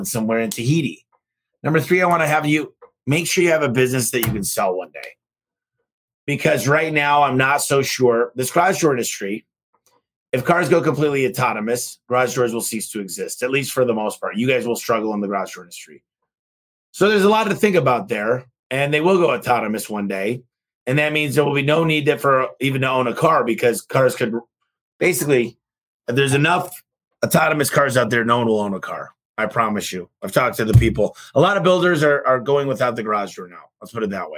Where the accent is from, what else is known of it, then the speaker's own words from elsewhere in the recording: Michigan, United States; moved away; Michigan from my hometown